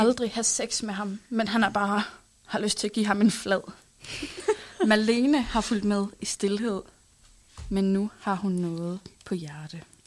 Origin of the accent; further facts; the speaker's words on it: Hals, North Denmark Region, Denmark; jeg kommer fra Hals. Det er sådan en lille by, der ligger øh, nord for øh, Aalborg